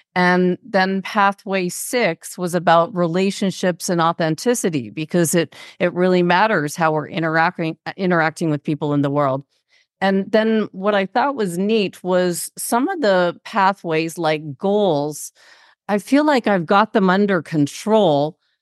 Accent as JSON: {"language": "English", "town": "Toronto", "region": "Ontario", "country": "Canada", "said": "we're both from Toronto"}